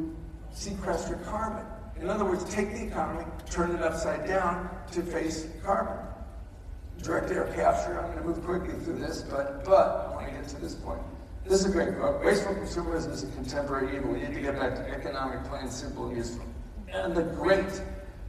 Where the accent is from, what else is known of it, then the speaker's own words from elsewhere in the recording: Chicago, Illinois, United States; I grew up in Chicago